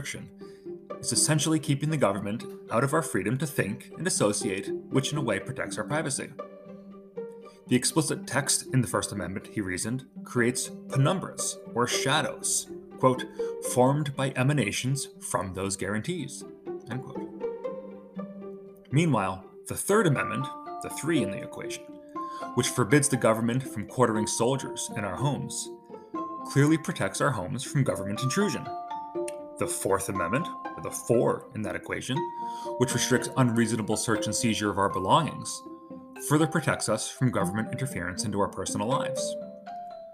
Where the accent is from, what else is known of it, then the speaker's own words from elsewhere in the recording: Connecticut, United States; my home state of Connecticut